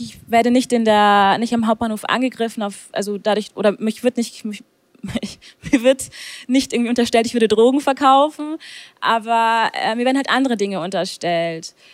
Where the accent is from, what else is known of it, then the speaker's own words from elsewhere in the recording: Augsburg, Bavaria, Germany; Und ich sage Augsburg